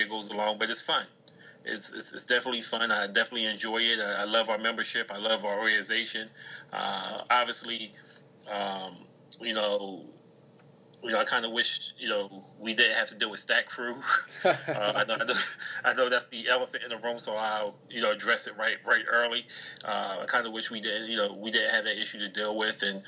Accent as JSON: {"language": "English", "town": "Chester", "region": "Pennsylvania", "country": "United States", "said": "I'm from Chester, which is a hop, skip, and a jump away from Philly"}